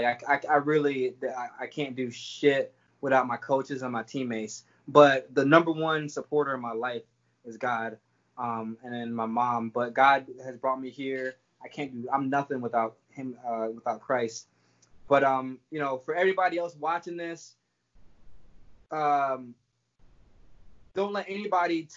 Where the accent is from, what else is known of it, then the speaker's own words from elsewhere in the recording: Jamaica; I was born in Jamaica